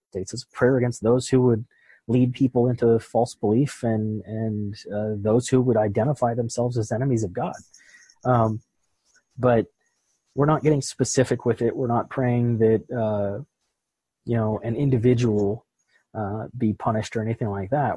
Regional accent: Pittsburgh, Pennsylvania, United States; moved away; I'm originally from Pittsburgh

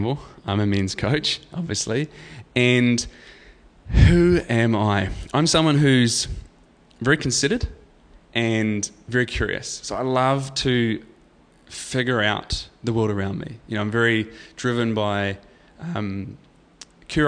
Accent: New Zealand; I'm from New Zealand and, you know, I do this and I'm 37

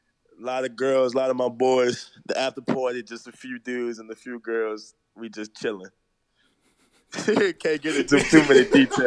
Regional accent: New Orleans, Louisiana, United States; I'm from the Sixth Ward.

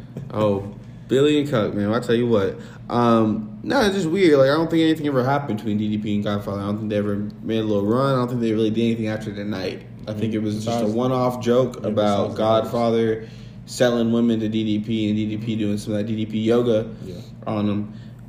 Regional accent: Winnipeg, Manitoba, Canada; I'm from Winnipeg, you idiot.

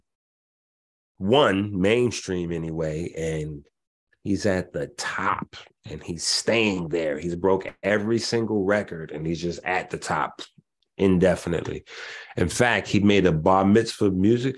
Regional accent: New York City, New York, United States; I'm from the Bronx, you know, 158th Street in the Bronx.

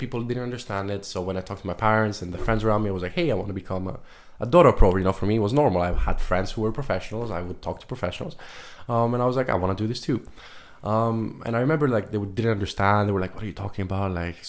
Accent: Luxembourg; So I'm 23 years old. I'm from Greece and Luxembourg. I was born and raised in Luxembourg, but originally my parents moved here 28 years ago. They found work from Greece.

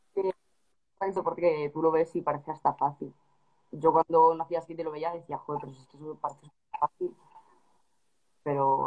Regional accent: Madrid, Community of Madrid, Spain; yo que soy de Madrid

